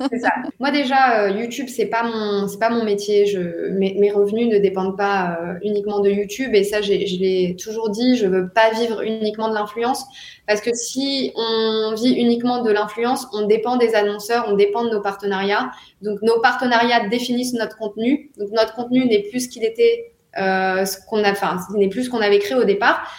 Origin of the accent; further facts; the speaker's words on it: France; moved away as an adult; now in Dubai, United Arab Emirates; en tant que Français